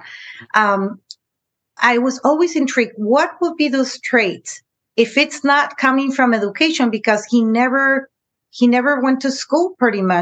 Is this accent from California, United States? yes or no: yes; San Diego, California, United States; also born or lived in Tijuana, Mexico; I was born in San Diego, California, but yet, you know, I was always in between the borders